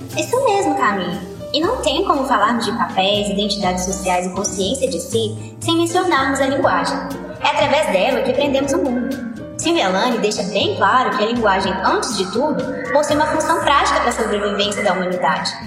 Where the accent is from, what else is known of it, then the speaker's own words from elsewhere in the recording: Brazil; enquanto brasileiros e latino-americanos